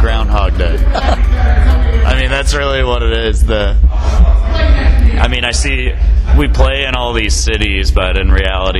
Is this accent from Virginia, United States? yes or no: no; Dallas, Texas, United States; We're from Dallas.